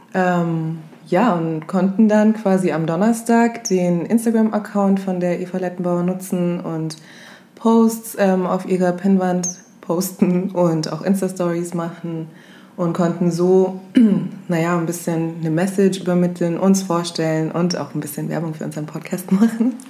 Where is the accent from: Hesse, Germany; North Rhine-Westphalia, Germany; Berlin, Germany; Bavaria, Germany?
Bavaria, Germany; Augsburg; wir sind aus Deutschland, kommen aus Augsburg